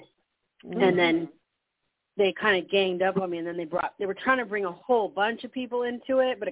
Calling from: New Mexico, United States

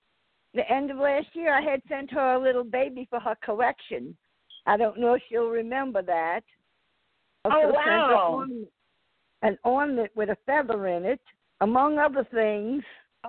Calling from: New Orleans, Louisiana, United States; …, and I'm calling from New Orleans.

